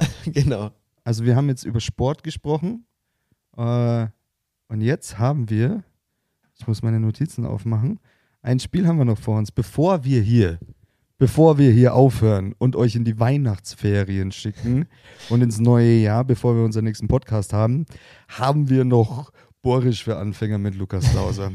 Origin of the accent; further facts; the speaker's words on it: Bavaria, Germany; bei uns in Bayern